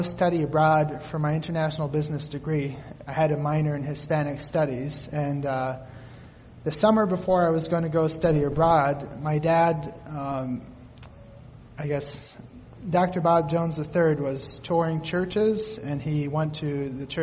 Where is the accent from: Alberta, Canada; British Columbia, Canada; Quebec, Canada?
Quebec, Canada; now in Allen Park, United States; I grew up in Quebec, Canada